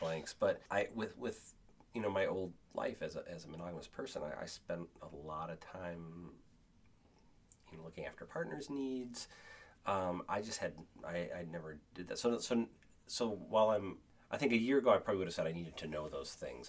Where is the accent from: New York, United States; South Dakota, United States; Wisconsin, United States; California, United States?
Wisconsin, United States; Kenosha; I grew up in Kenosha, so the Ren Fair was right there